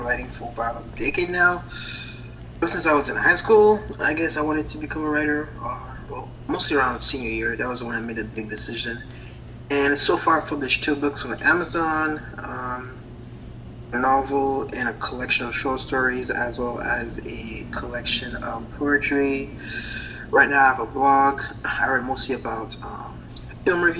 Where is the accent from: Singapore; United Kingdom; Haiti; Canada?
Haiti; English is a second language; now in United States; I was born from an island called Haiti, which is from the coast of Florida. And that was about 33 years ago. And that's why I have this accent now